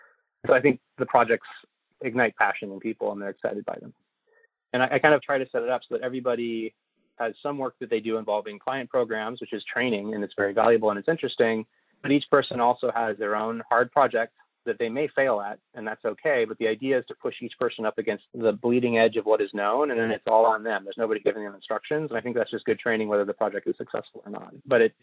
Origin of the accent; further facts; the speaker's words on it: Sololá, Guatemala; I grew up on Lake Atitlan. It's this beautiful lake with three volcanoes around it up in the Mayan Highlands of Guatemala. My parents are both Americans. They're like hippie expats.